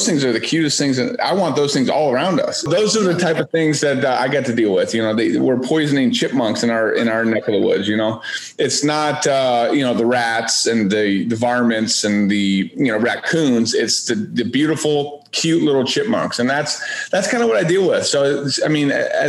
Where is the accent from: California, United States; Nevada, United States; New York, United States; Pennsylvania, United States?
California, United States; moved away; growing up in California